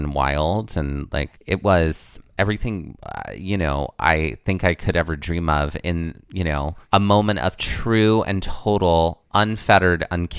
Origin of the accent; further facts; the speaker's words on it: the South, United States; the little cults is the name of my, my YA novel that I write about growing up in the South